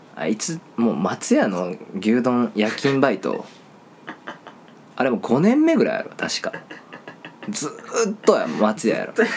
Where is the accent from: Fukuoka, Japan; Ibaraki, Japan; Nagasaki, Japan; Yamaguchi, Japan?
Fukuoka, Japan; Kitakyushu; 俺北九州の人間